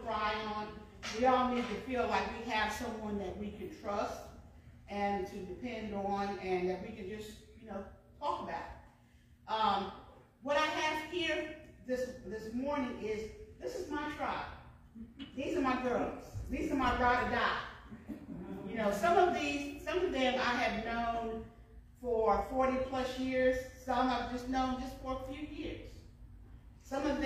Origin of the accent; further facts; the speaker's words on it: New York, United States; now in Franklin County, North Carolina, United States; I'm from New York.